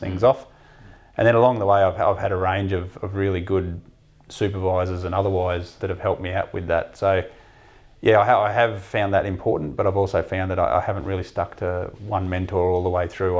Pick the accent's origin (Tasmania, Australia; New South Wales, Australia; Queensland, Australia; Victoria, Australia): Queensland, Australia; Mount Isa; also born or lived in Melbourne; I grew up in Mount Isa, so I was exposed to the mining industry almost from sort of day one at school